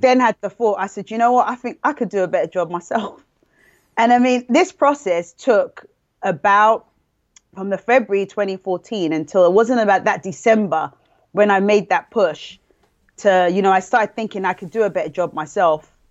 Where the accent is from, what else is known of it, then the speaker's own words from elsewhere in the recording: London, United Kingdom; moved away as an adult; I came from London, England